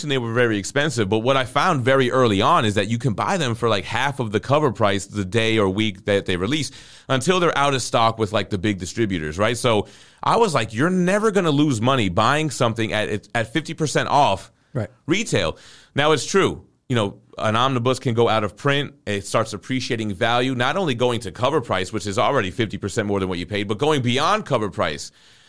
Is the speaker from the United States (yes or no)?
yes; Florida, United States; I'm from South Florida, and Trick Daddy's got a song called Nan